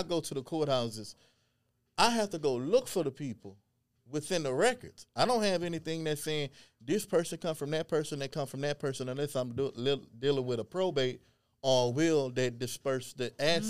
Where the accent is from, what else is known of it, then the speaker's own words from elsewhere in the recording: Beaumont, Texas, United States; growing up in Beaumont, we didn't see anything Cajun this